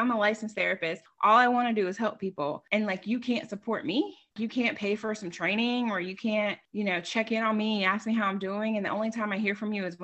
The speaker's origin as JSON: {"language": "English", "area": "Long Island", "region": "New York", "country": "United States", "tie": "born or raised there", "moved": "yes", "lives_now": "Wilmington, United States", "said": "I grew up in Long Island, New York."}